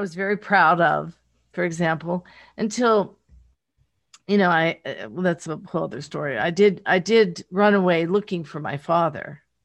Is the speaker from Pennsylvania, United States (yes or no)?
yes; rural Pennsylvania, United States; accent: Pittsburgh; now in Los Angeles, United States; I'm from rural Pennsylvania, grew up in, on a farm